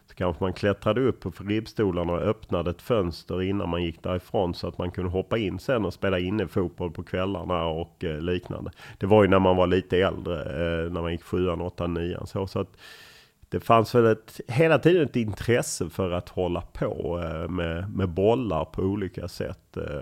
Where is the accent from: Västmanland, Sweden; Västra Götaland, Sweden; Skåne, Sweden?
Skåne, Sweden; Lund; moved away as an adult; also born or lived in Stockholm; Jag är uppvuxen på Tuna